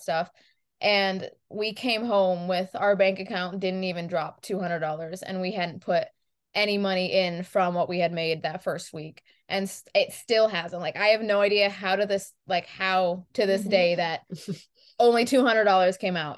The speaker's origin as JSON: {"language": "English", "region": "New York", "country": "United States", "said": "we're from New York"}